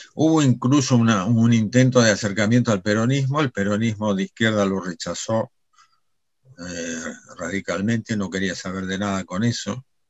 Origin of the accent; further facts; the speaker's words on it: Argentina; nosotros como argentinos